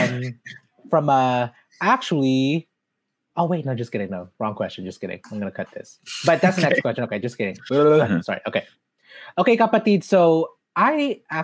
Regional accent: Mandaluyong, Metro Manila, Philippines; moved away; I was born in Mandaluyong City, which is not that far from Quezon City

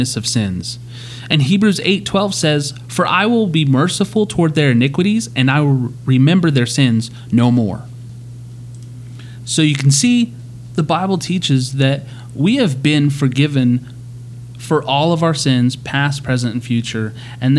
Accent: Amarillo, Texas, United States; I'm from Amarillo

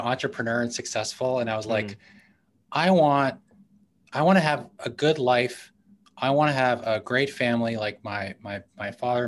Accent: New York City, New York, United States; moved away; I grew up in New York City, in Manhattan, in the 80s

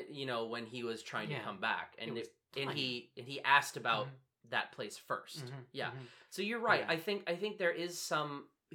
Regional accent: United States; as an American, like, I talk shit about America because I live here.

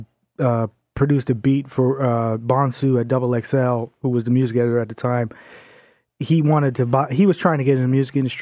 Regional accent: New York City, New York, United States; I'm from Staten Island

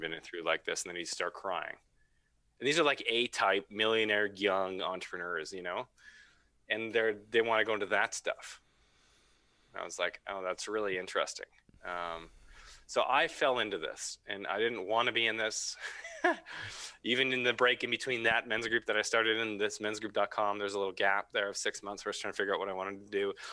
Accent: Vancouver, British Columbia, Canada; now in Squamish, Canada; Yeah, I'm from Vancouver. Grew up in Vancouver.

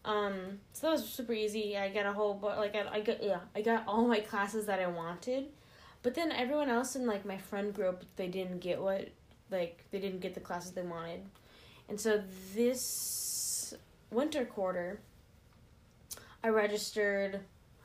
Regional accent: Lynnwood, Washington, United States; I'm from Linwood

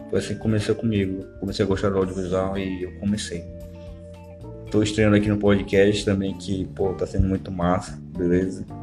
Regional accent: Manaus, Amazonas, Brazil; foi no ponto turístico daqui de Manaus. Sou de Manaus, galera, beleza?

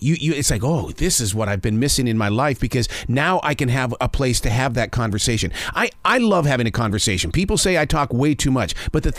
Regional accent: Montana, United States; I'm from Montana

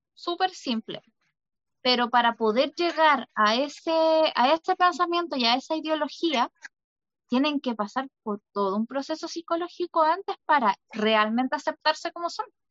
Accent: Chile; Somos los jaguares de Latinoamérica

